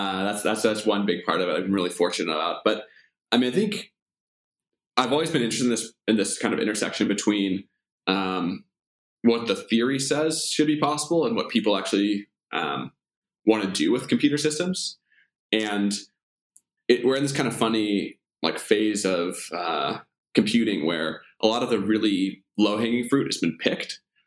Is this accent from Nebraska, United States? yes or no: yes; Omaha, Nebraska, United States; Omaha's a great place to grow up.